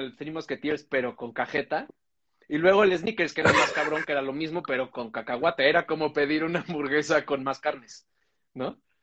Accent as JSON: {"language": "Spanish", "town": "Cuajimalpa", "region": "Mexico City", "country": "Mexico", "tie": "born or raised there", "said": "yo crecí en Coajimalpa"}